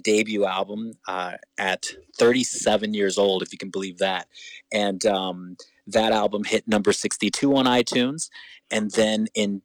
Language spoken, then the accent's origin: English; Kansas, United States; moved away as an adult; now in New York, United States; We're from Kansas originally. And I actually met her about 5 days before I moved from Kansas to New York to pursue my dream.